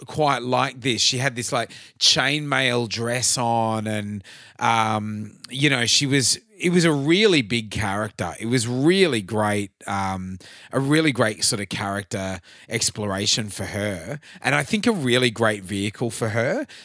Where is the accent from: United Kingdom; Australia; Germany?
Australia; Queensland; growing up in Queensland